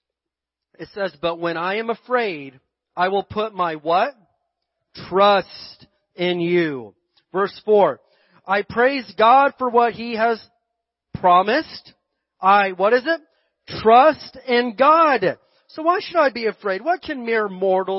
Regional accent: Barstow, California, United States; we're from Barstow

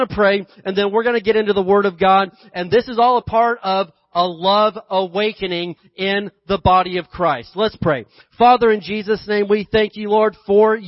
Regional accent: Indiana, United States; I grew up in Indiana, we had this big hill behind our house.

